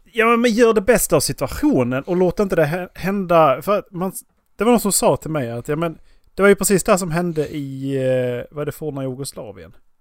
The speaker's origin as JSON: {"language": "Swedish", "region": "Skåne", "country": "Sweden", "moved": "yes", "said": "jag åker ju hem när jag, när jag kör till Skåne."}